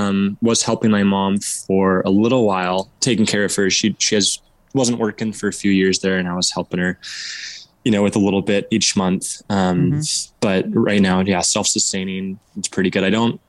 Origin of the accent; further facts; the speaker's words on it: Oregon, United States; So I was born and raised in Southern Oregon in this town, and I'm just moved back after about 4 years.